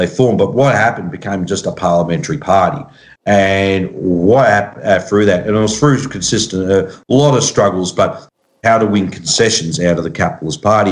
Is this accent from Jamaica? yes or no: no; Australia